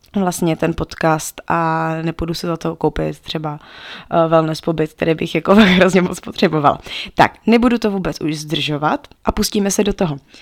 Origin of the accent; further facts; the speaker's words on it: Pardubice, Pardubice Region, Czechia; also born or lived in Togo; my jsme z Pardubic